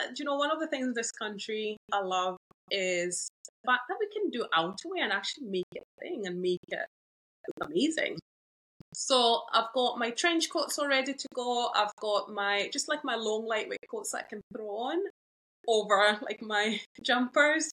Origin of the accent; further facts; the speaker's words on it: Zambia; moved away as an adult; I was raised up in Zambia. Yeah, so I moved here when I was 17